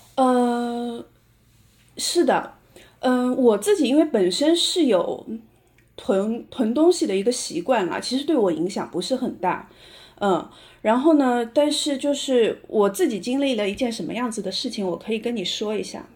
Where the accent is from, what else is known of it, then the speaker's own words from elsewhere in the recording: Shanghai, China; 我是上海人，现在，呃，住在上海的嘉定区